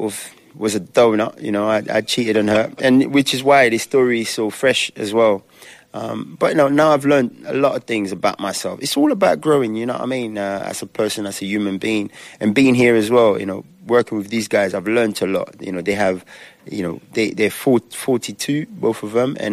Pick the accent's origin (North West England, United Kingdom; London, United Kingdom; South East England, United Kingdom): London, United Kingdom; my parents are African, but I'm an East London guy. You know what I mean? So, I represent the UK in the full sense. I'm British, black and British